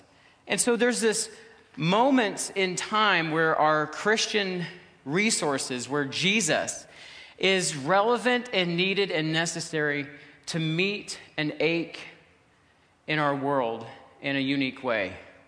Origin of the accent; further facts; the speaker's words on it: Ontario, Canada; We're …, my wife is with me, and we're from Ontario. We live in Ontario, actually.